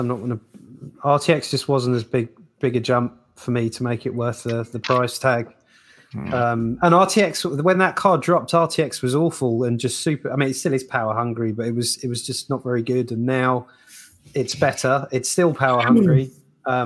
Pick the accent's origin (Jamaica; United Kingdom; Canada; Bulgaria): United Kingdom; we're British